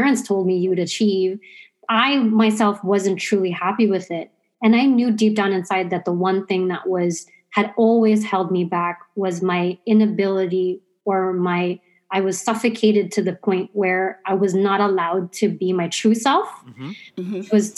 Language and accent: English; Mississauga, Ontario, Canada; also born or lived in Zambia; I grew up in Mississauga